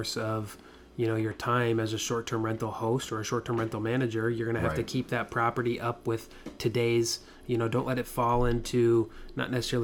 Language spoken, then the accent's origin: English; Iowa, United States; now in Orlando, United States; my hometown there in Iowa, 3,000 people.